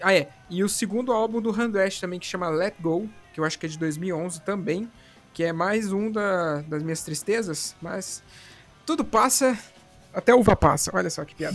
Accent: São Paulo, Brazil; moved away; also born or lived in Paraná; que eu não sou daqui do Paraná, sou do estado de São Paulo

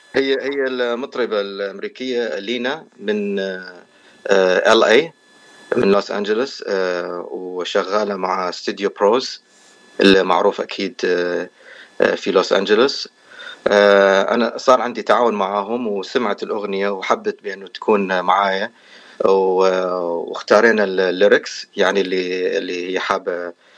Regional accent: Iraq; moved away as an adult; also born or lived in Erbil, Iraq / California, United States; now in United States; انا اصلا يعني من العراق وصار لي تقريبا 14 سنه في امريكا هجرت سنه 2009

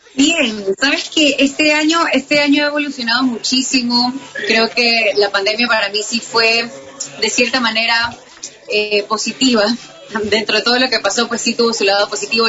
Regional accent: Ecuador; soy ecuatoriana, entonces me pasa que cuando voy a un país me dicen venezolana, eh, colombiana, mm, todos menos ecuatorianos

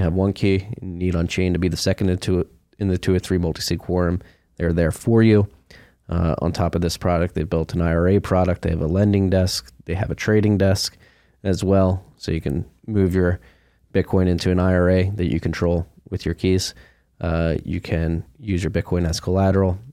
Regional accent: Philadelphia, Pennsylvania, United States; moved away as an adult; also born or lived in Chicago / New York; now in Austin, United States; I moved from Philadelphia, where I'm from, right after high school

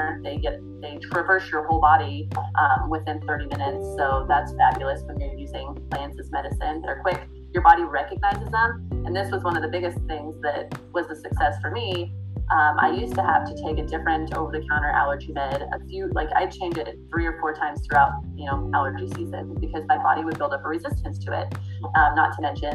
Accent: Midwest, United States; Growing up in the Midwest, it is agriculture country out here

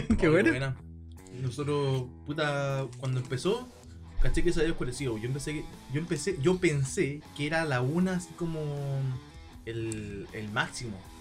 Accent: Chile; éramos de Chile

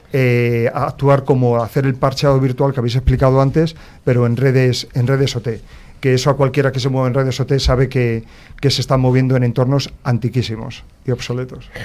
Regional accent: Madrid, Community of Madrid, Spain; nací en Madrid

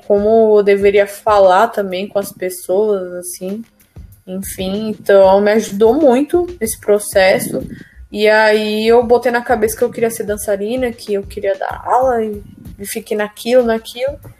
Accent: São Paulo, Brazil; eu sou do Jardim Veracruz, do distrito do Jardim Ângelo, né, que nos anos 90 era considerado o bairro mais perigoso do mundo, sabe? Eu cresci meio essa violência

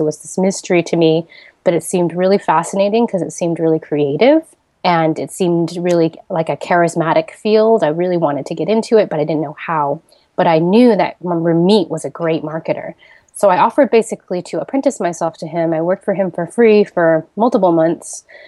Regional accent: Seattle, Washington, United States; moved away as an adult; also born or lived in Silicon Valley; now in Bali, Indonesia; I grew up in Seattle, Washington, and then I moved to Silicon Valley for college

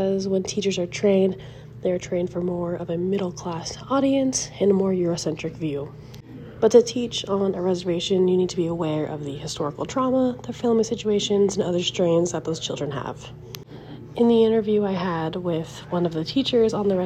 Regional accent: Spearfish, South Dakota, United States; moved away as an adult; also born or lived in Colorado; I grew up in Spearfish, South Dakota, away from the reservation.

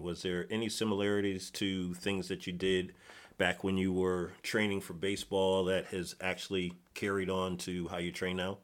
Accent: Connecticut, United States; moved away; I'm originally from Connecticut

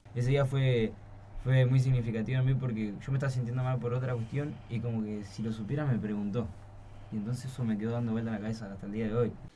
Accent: Florencio Varela, Buenos Aires Province, Argentina; soy de Varela

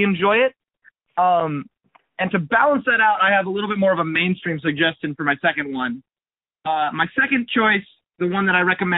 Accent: Carlsbad, California, United States; I grew up in Carlsbad.

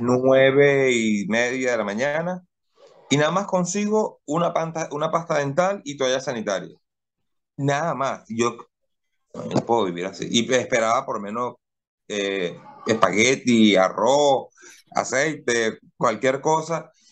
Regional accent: Cumaná, Sucre, Venezuela; moved away as an adult; now in Guayaquil, Ecuador; me voy a, a mi pueblo, a Cumaná

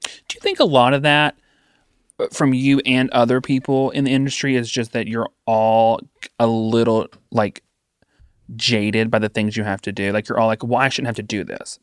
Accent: hometown on the Duck River, Tennessee, United States; moved away; My hometown took their stimulus checks

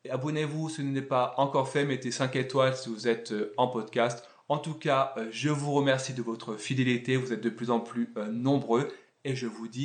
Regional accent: France; Et je le dis alors que je suis français et qu'on est donc le roi.

